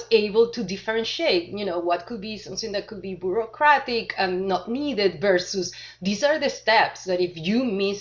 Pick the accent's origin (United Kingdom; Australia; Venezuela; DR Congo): Venezuela; moved away as an adult; also born or lived in Argentina / Chile / Switzerland; now in United States; originally, I was born in Venezuela, had my college degree from Venezuela